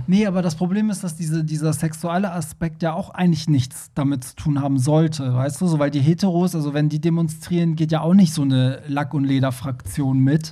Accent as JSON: {"language": "German", "country": "Germany", "said": "wir Deutschen"}